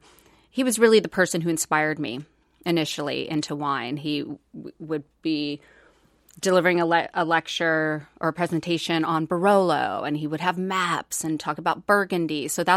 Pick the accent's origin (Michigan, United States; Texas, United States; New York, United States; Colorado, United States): Colorado, United States; also born or lived in Indiana; So I was born in Indiana, okay. And then we moved to Colorado growing up, and I was always involved in the arts and theater